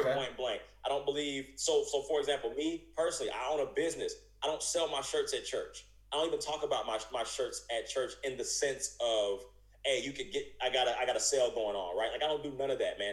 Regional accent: United States; I'm an American citizen

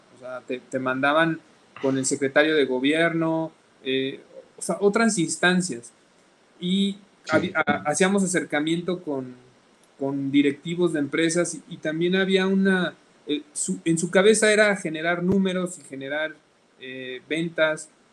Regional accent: Salamanca, Guanajuato, Mexico; nosotros somos de Salamanca

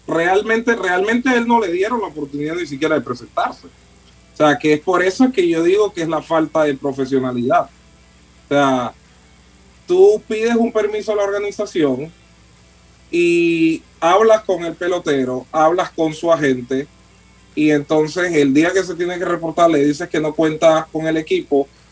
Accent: Panama; yo soy panameño

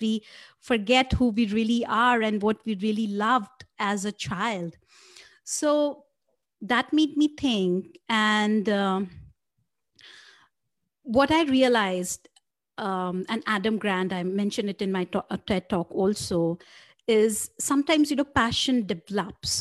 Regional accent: India; I grew up in India

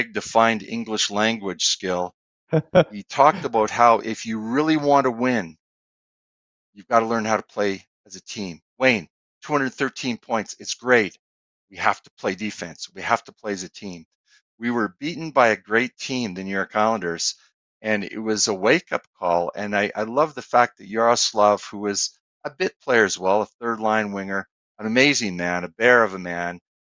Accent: Edmonton, Alberta, Canada; the people I grew up with in Edmonton my whole life

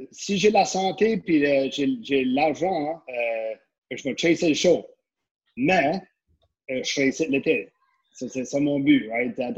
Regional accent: Acadia, Canada; moi, je suis un pur acadien, right? So, je, mon famille … le côté de ma mère … Donc, tu peux pas avoir plus acadien que ça, là.

